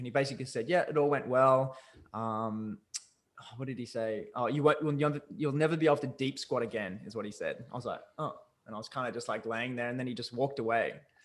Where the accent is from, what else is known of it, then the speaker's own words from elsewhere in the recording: Newcastle, New South Wales, Australia; also born or lived in Vancouver; I'm from Newcastle, Australia